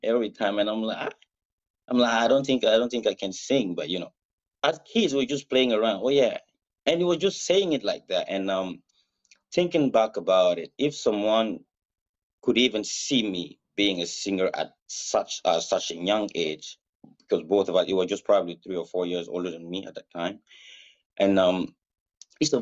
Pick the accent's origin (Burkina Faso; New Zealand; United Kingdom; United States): Burkina Faso; first language Mooré; English is a second language; moved away; My father is a very well-known reggae artist back in my country, Burkina Faso